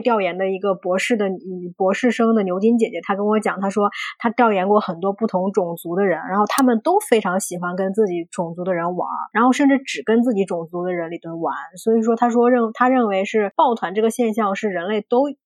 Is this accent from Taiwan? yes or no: no; China; moved away as an adult; also born or lived in Bristol, United Kingdom; now in United Kingdom; 我们中国人